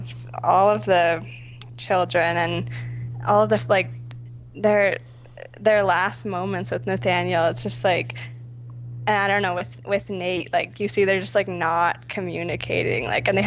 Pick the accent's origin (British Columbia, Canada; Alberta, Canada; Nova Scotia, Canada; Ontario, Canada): Ontario, Canada; Kingston; moved away as an adult; now in Montreal, Canada; I grew up in Kingston.